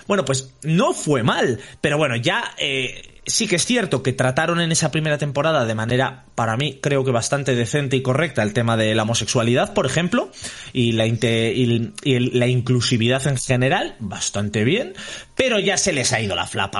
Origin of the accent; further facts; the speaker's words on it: Burgos, Castile and León, Spain; somos de Burgos